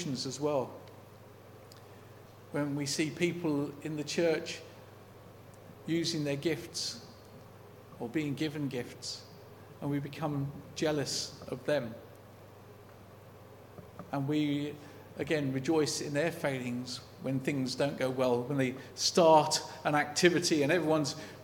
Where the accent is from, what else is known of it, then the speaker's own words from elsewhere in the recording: United Kingdom; as a British person